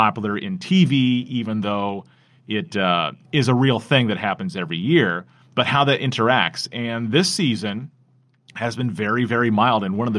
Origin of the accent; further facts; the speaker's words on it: South Bend, Indiana, United States; especially living here. I grew up here in South Bend, so I've only known lake effect snow.